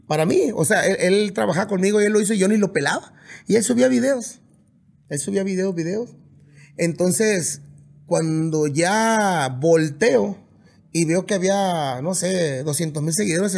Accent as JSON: {"language": "Spanish", "town": "Mazatlán", "region": "Sinaloa", "country": "Mexico", "tie": "born or raised there", "also_born_or_lived": "Puerta de Canoas", "said": "yo crecí en las dos partes, crecí en Mazatlán y crecí en el rancho"}